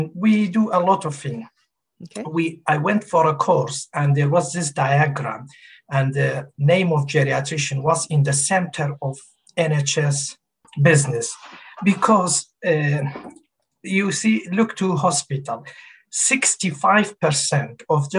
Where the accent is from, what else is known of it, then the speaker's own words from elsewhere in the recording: Kurdistan Region, Iraq; English is a second language; moved away as an adult; now in Ipswich, United Kingdom; And I moved to UK from Kurdistan, north of Iraq, 2002. I've been living in UK for the last 19 years. And I studied medicine in north of Iraq, but all my clinical work and practice been in UK.